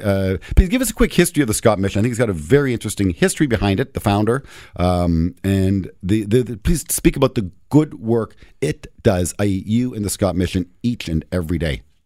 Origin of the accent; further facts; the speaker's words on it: Toronto, Ontario, Canada; I'm born and raised in Toronto